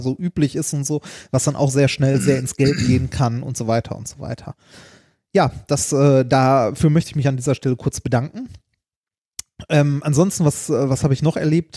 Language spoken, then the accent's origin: German; Ruhr area, North Rhine-Westphalia, Germany; wir kommen aus dem Ruhrgebiet